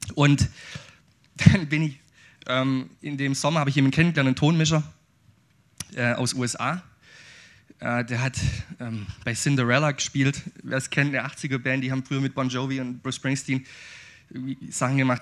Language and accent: German; Aidlingen, Baden-Württemberg, Germany; ich bin schwäbischer Ureinwohner. Ich komme aus Eidlingen